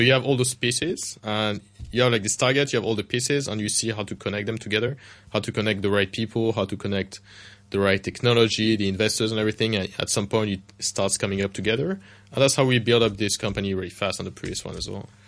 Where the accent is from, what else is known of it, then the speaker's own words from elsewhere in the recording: Paris, Île-de-France, France; moved away; I grew up in Paris myself, in France